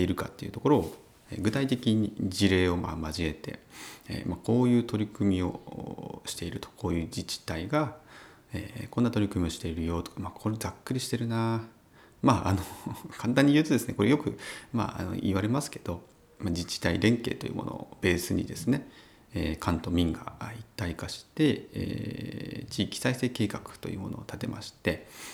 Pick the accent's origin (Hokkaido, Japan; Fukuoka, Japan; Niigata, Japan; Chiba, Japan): Niigata, Japan; Uonuma area; 私の地元である魚沼地域ですね